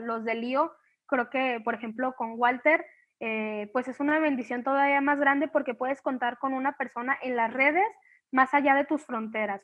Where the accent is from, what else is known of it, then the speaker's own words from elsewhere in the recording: Colima, Mexico; soy de Colima